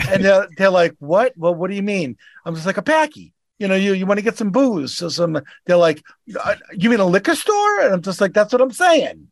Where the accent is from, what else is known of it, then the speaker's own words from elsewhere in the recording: Boston, Massachusetts, United States; accent: Boston; I'm, I'm from Boston.